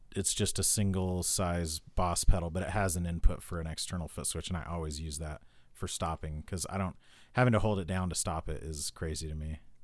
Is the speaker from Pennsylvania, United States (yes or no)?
no; Idaho, United States; I was born in Idaho